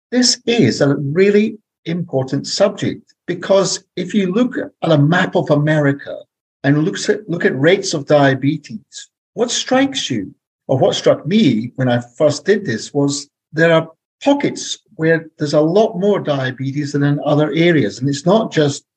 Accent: Scotland, United Kingdom; moved away as an adult; now in Santa Barbara, United States; So you can tell from my accent, I'm not American. I'm from Scotland. I'm a white guy from Scotland, parachuted in to the central coast of California

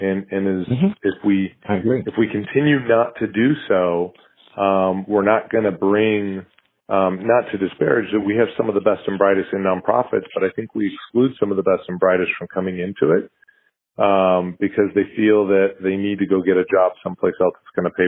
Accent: United States; as an American

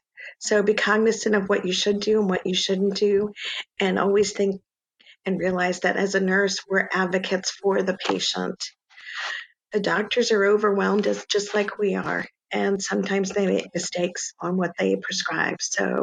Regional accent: Rhode Island, United States; also born or lived in Bronx / Yonkers; So New York City, I was actually born in the Bronx and lived in Yonkers for a while, and then I was raised in Rhode Island.

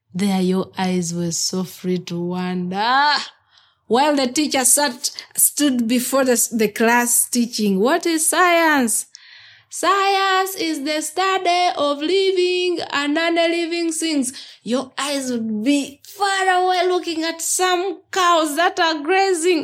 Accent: Kibuku District, Eastern Region, Uganda; I was born in Kibuku District, in the eastern part of Uganda

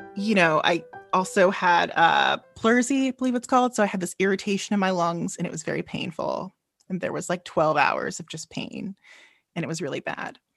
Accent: Chicago, Illinois, United States; I am from Chicago, Illinois

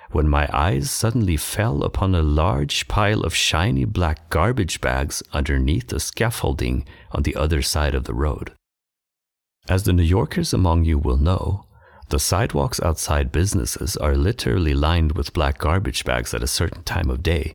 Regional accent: Stockholm, Stockholm County, Sweden; I'm a filmmaker from Stockholm, Sweden

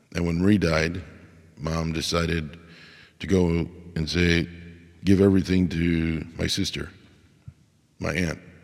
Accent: United States; I am an American

